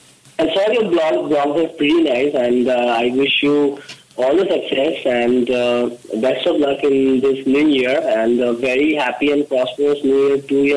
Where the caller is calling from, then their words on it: Mumbai, Maharashtra, India; I'm calling from Mumbai.